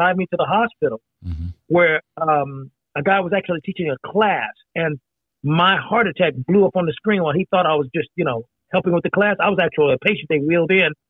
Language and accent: English; Indiana, United States; moved away; also born or lived in Meridian, Mississippi; growing up in Indiana, partially in Indiana